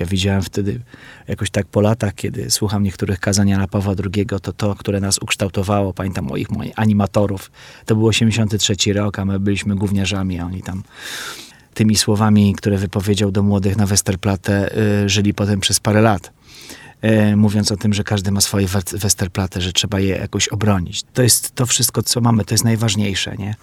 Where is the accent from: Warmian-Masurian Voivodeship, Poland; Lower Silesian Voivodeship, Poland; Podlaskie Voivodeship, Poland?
Podlaskie Voivodeship, Poland; Białystok; moved away as an adult; now in Warsaw, Poland; w kinie Syrena, które już nie istnieje w moim mieście w Białymstoku